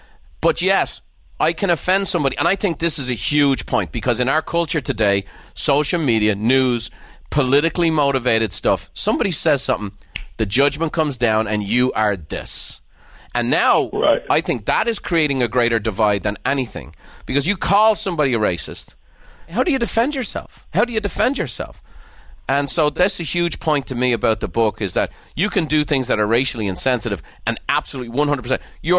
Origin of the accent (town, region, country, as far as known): Ireland; born or raised there